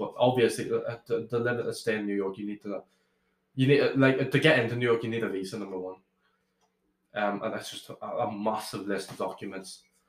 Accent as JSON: {"language": "English", "region": "Northern Ireland", "country": "United Kingdom", "tie": "born or raised there"}